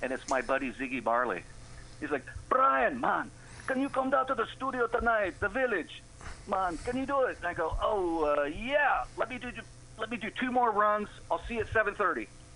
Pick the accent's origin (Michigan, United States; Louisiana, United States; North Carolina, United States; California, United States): California, United States; San Francisco; I'm from San Francisco. I'm a native.